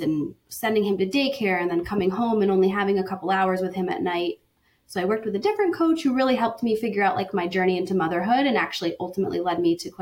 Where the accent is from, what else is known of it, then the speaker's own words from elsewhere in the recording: Connecticut, United States; now in Pittsburgh, United States; I'm from Connecticut, but I live in Pittsburgh now.